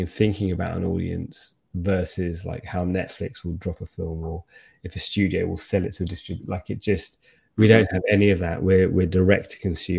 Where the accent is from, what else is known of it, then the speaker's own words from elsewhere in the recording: United Kingdom; as a Brit